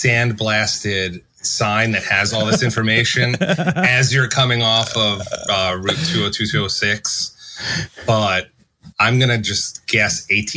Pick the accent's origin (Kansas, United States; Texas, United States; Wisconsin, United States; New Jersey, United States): New Jersey, United States; Somerville; Growing up in Somerville and Hangman's Hill.